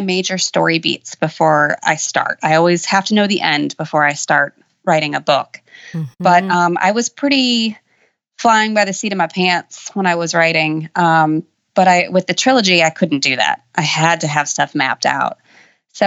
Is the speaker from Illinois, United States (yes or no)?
yes; Chicago, Illinois, United States; now in Western Kentucky, United States; I'm originally from Chicago